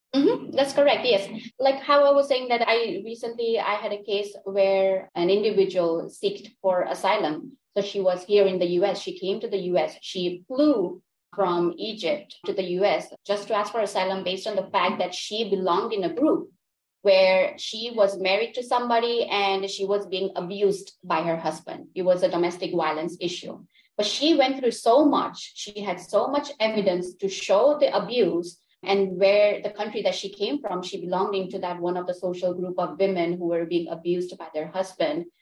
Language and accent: English; Gujarat, India; first language Gujarati; English is a second language; also born or lived in London, United Kingdom; now in Orlando, United States; I was born in India. So I lived in India with my family and then we migrated to United Kingdom. So I was living in London.